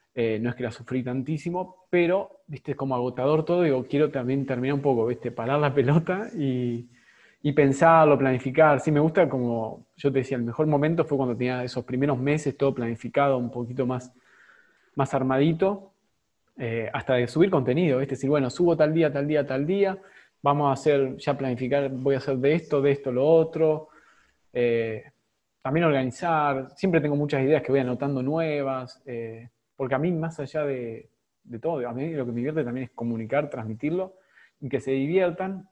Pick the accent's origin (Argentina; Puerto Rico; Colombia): Argentina; Somos en Argentina, estamos todos concentrados acá y me incluyo